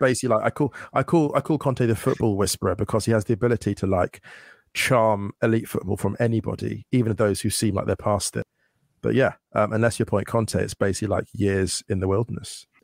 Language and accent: English; West Drayton, London, United Kingdom; moved away as an adult; now in Germany; I grew up just outside London in a place called, uh, West Drayton